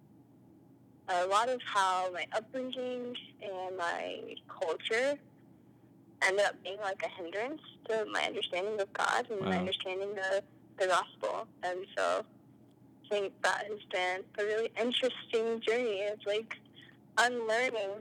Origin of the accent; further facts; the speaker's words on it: North Carolina, United States; I grew up in North Carolina